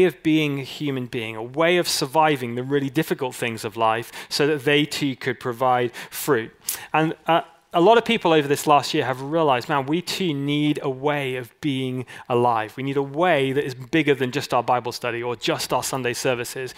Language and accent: English; California, United States; I'm Californian